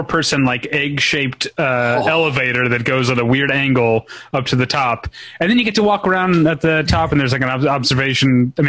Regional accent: St. Louis, Missouri, United States; my hometown paper, the St. Louis Post-Dispatch.

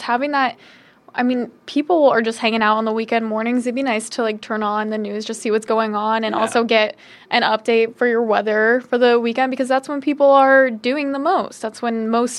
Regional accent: Carmel, Indiana, United States; moved away as an adult; also born or lived in Muncie, Indiana; I come from Indianapolis, specifically Carmel, Indiana

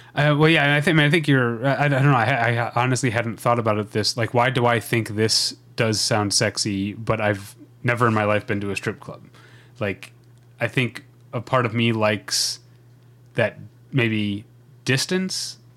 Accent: Midwest, United States; where I grew up in the Midwest

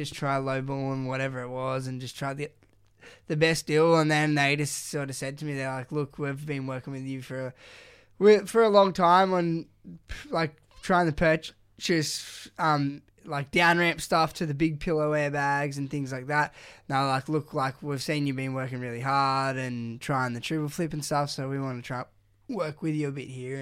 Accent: Canberra, Australian Capital Territory, Australia; now in Gold Coast, Australia; where I grew up in Canberra

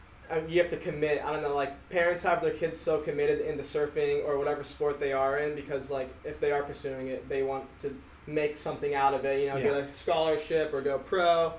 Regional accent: Long Beach, California, United States; I grew up like South Long Beach, kind of on the border of Orange County. So like I was really close to the beach and like not like Long Beach, but like close to Seal Beach too.

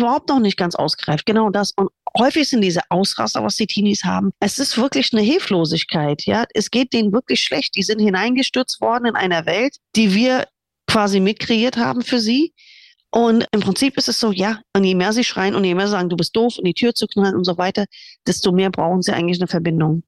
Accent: United States; now in Germany; da, wo ich groß geworden bin, in USA

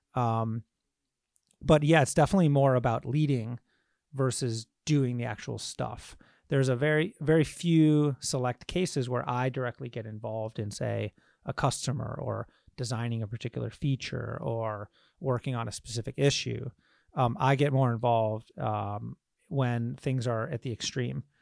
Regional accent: Michigan, United States; I grew up in Michigan

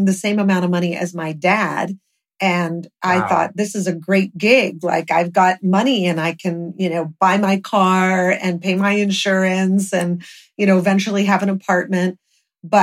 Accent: Los Angeles, California, United States; Hollywood was my hometown. We grew up there

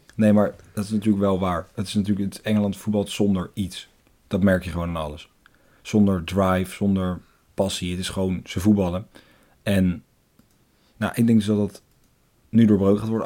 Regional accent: Netherlands

